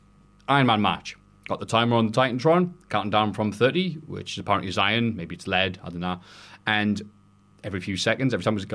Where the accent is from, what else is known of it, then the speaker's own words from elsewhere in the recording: United Kingdom; being probably a Brit